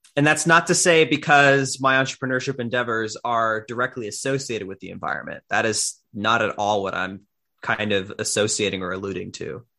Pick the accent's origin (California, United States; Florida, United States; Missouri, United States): Florida, United States; Miami; I am originally from Miami, Florida